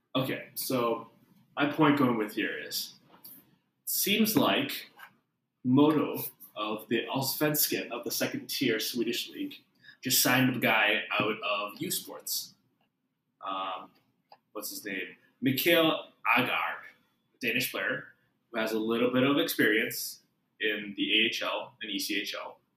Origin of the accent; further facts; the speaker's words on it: Canada; we're both Canadian.